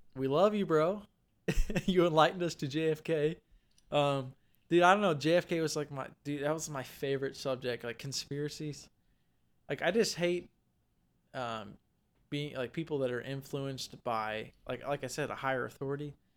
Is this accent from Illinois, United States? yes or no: yes; Vandalia, Illinois, United States; we're originally from Vandalia, Illinois